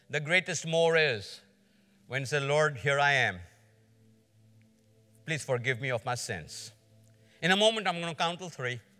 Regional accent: Georgia, United States; I'm from Georgia

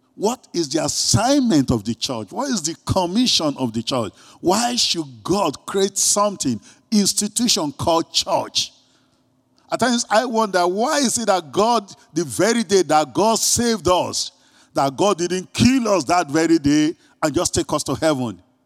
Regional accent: Greece; accent: Greek; my Greek accent

